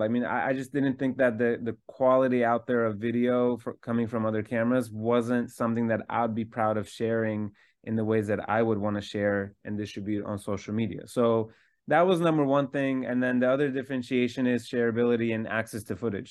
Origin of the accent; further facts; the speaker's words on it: Istanbul, Turkey; I was born in Istanbul, Turkey